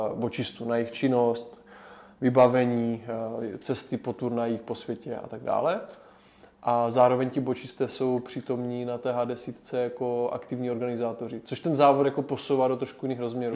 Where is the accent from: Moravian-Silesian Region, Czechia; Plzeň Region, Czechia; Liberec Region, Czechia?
Moravian-Silesian Region, Czechia; Havířov; moved away as an adult; also born or lived in Prague; now in Olomouc, Czechia; pocházím z Havířova, kde jsem vyrůstal